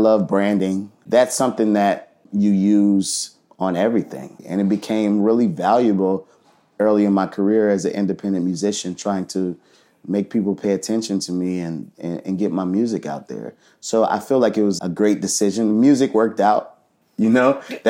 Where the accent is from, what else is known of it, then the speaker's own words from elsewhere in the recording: New Orleans, Louisiana, United States; moved away as an adult; also born or lived in Atlanta / New York / Los Angeles; now in New Orleans, United States; I'm born and raised in New Orleans. Yeah. Left home after high school, had never been back